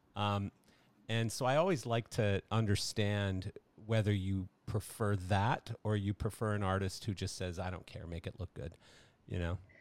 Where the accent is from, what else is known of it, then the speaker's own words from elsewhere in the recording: Canada; I'm Canadian